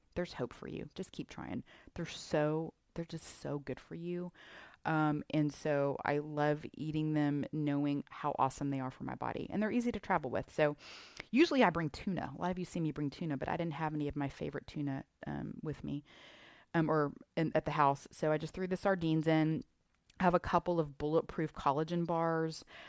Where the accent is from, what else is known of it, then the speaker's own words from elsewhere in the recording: Houston, Texas, United States; I'm from Houston